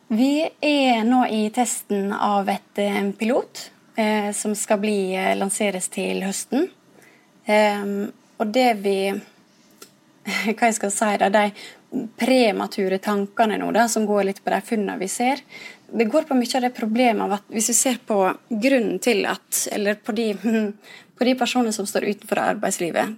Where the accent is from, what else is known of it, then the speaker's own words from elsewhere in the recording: Ulsteinvik, Møre og Romsdal, Norway; Jeg kommer jo fra Ulsteinvik, som er fra øya